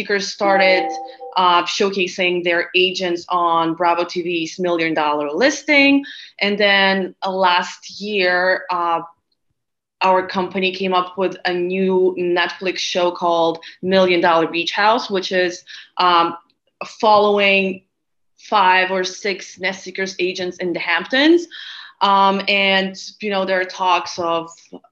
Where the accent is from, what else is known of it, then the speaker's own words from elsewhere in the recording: Lithuania; moved away as an adult; also born or lived in Latvia / Barcelona; I was born in Lithuania, which is a small country in North Europe. So I lived there until I graduated high school.